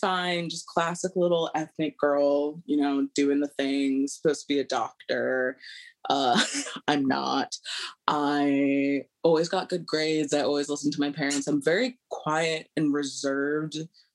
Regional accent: Seattle, Washington, United States; moved away as an adult; also born or lived in Honolulu, Hawaii / New York; I grew up in Seattle, Washington, and Honolulu, Hawaii

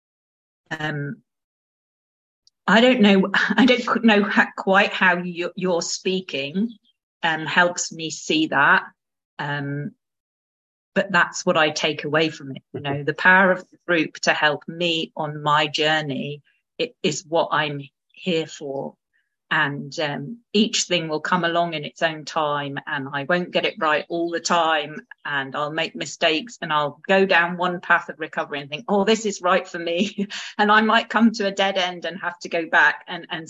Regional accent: United Kingdom; as a British woman

